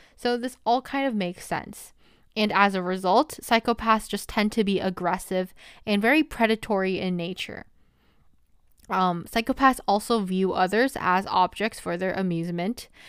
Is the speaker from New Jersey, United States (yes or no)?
yes; New Jersey, United States; I am a senior from New Jersey